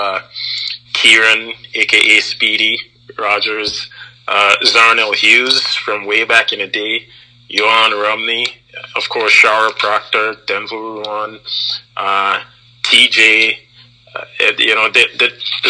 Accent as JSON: {"language": "English", "country": "Anguilla", "tie": "born or raised there", "also_born_or_lived": "Canadian prairies", "moved": "yes", "lives_now": "Canada", "said": "Growing up in Anguilla, there was always a need to share things."}